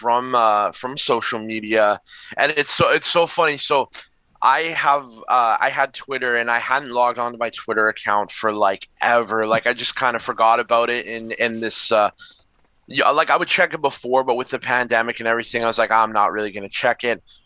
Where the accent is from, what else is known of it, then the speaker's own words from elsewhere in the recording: Winnipeg, Manitoba, Canada; I'm from Winnipeg